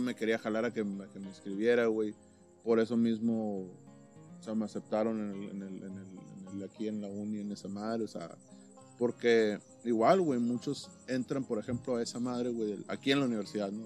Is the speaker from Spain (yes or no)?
no; Caborca, Sonora, Mexico; yo vengo de Caboca